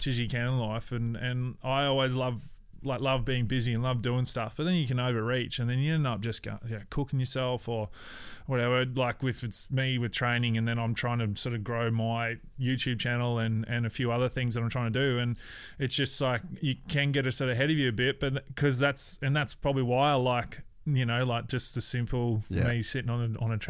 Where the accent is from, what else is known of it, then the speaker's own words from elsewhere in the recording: Cairns, Queensland, Australia; moved away; also born or lived in Brisbane / Gold Coast / Adelaide / West Wyalong; I'm from Cairns